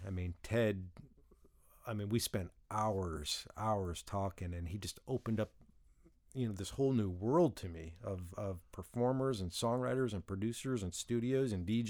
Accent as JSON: {"language": "English", "town": "Detroit", "region": "Michigan", "country": "United States", "moved": "yes", "lives_now": "Nashville, United States", "said": "I'm originally from Detroit"}